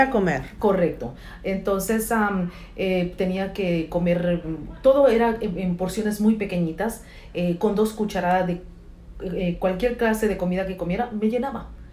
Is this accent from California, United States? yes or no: yes; California, United States; moved away as an adult; now in Atlanta, United States; nací en California, em, vivíamos allá con mi madre.